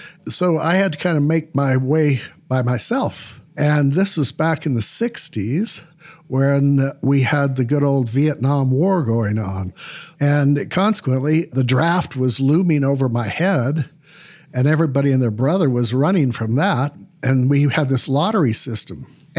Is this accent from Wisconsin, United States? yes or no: no; Salt Lake City, Utah, United States; And I grew up on the East Bench in Salt Lake City, which at that time was kind of a rural neighborhood because we had orchards around us and things like that.